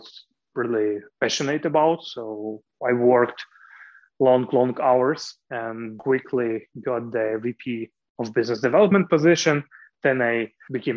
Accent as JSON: {"language": "English", "region": "Kyiv", "country": "Ukraine", "tie": "born or raised there", "said": "I was born in Kiev in the medical dynasty."}